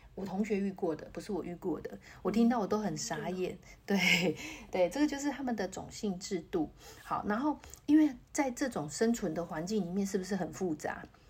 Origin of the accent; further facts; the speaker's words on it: Taiwan; 我们台湾人